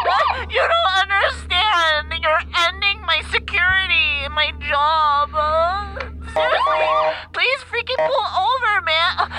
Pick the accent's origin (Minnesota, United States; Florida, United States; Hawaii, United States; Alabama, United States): Alabama, United States; Hey, Todd. I just wanted to say I'm from Alabama, and I'm a huge fan of Whit.